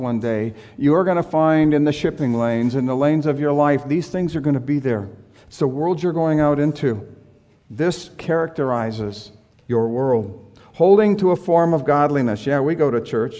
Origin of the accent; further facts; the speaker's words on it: San Diego, California, United States; I grew up in San Diego